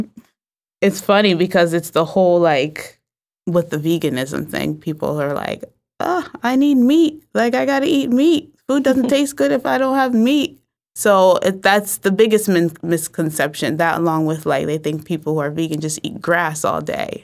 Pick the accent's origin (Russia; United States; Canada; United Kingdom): United States; New Haven, Connecticut; I'm from New Haven, mm-hmm. so I was born and raised here